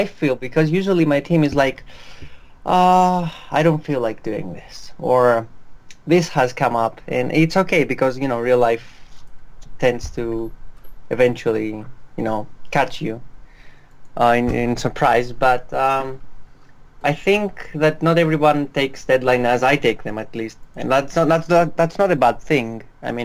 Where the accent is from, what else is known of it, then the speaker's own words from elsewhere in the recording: Greece; I'm from Greece, the land that's currently in debt